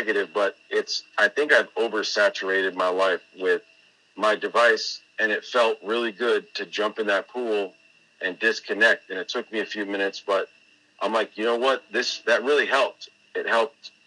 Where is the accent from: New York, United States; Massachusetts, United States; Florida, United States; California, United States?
Florida, United States; Tampa; moved away as an adult; also born or lived in New England; moving back to my home state, my own old stomping grounds in Tampa, Florida.